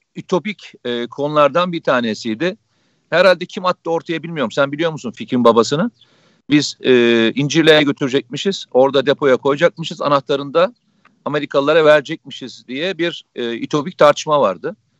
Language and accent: Turkish; Samsun, Turkey; Samsun'dan hemşerim